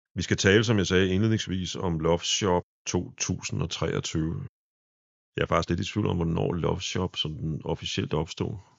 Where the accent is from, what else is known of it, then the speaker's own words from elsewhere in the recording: Præstø, Zealand, Denmark; moved away; min lille fødeby regnes for at være af de fleste, det, det præstø, der ligger nede på Sydsjælland